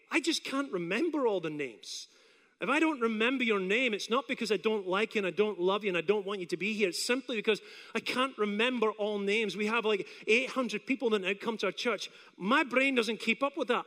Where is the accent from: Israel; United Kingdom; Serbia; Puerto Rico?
United Kingdom; Scotland; now in Apopka, United States; I come from Scotland